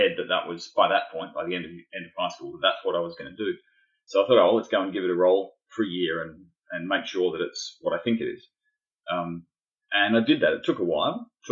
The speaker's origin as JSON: {"language": "English", "town": "Adelaide", "region": "South Australia", "country": "Australia", "tie": "born or raised there", "said": "I grew up in Adelaide in South Australia."}